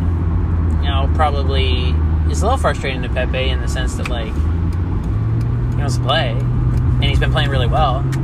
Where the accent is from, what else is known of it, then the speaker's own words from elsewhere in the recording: United States; I'm an American